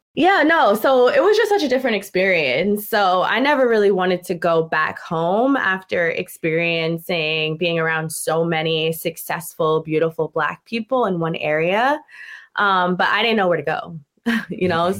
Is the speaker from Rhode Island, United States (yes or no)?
yes; Newport, Rhode Island, United States; moved away as an adult; also born or lived in Florida / Massachusetts; I'm originally from Newport, Rhode Island, so New England.